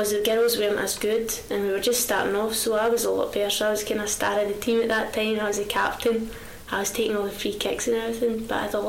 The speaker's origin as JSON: {"language": "English", "area": "Muirhouses", "region": "Scotland", "country": "United Kingdom", "tie": "born or raised there", "said": "I was born here in Muir Hill. Been here all my life, it's 21 years. brought up down the bottom of Muir Hill."}